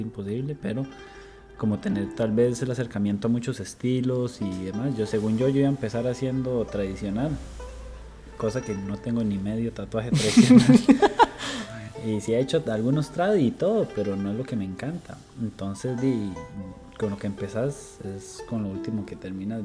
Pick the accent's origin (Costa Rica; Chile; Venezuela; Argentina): Costa Rica; Barva, Heredia; soy de, de Barba Heredia